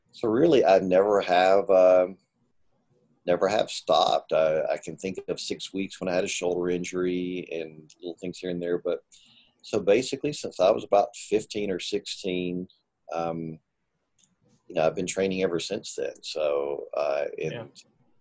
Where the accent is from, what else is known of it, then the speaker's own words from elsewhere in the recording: Pinson, Alabama, United States; moved away as an adult; also born or lived in Philippines; now in El Paso, United States; I grew up in Alabama. I grew up in a town called Pinson, Alabama, about 20 miles northeast of Birmingham